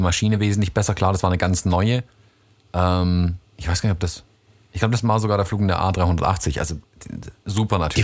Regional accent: Stuttgart, Baden-Württemberg, Germany

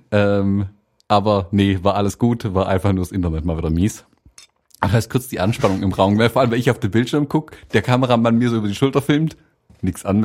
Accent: United States; In der Redaktionssitzung sind sie einfach davon ausgegangen, ich bin Amerikaner

